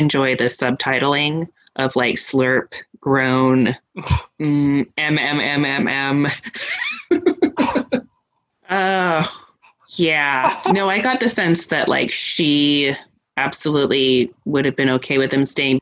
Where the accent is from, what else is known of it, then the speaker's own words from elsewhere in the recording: West Coast, United States; I'm from the West Coast